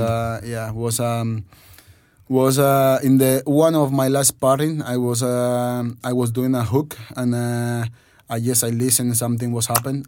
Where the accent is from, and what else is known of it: Spain; born or raised there; English is a second language; also born or lived in Dominican Republic